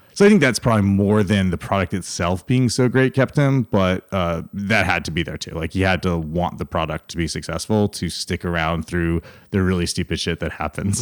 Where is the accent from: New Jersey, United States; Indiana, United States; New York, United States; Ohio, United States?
New York, United States; Schenectady; moved away as an adult; also born or lived in California; now in Austin, United States; I'm from upstate New York